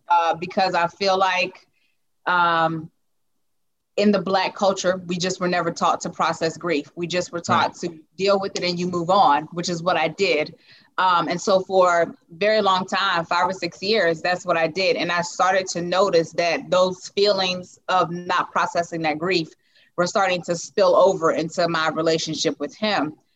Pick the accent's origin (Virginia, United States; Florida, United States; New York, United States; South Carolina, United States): South Carolina, United States; Lugoff; I am from Lugoff, South Carolina